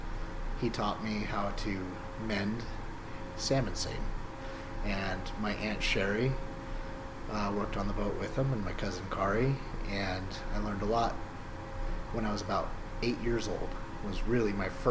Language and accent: English; Petersburg, Alaska, United States; I was born and raised in Petersburg